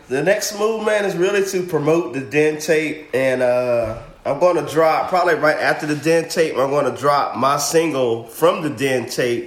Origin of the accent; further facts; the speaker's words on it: Zebulon, North Carolina, United States; moved away; Born and raised in Zebulon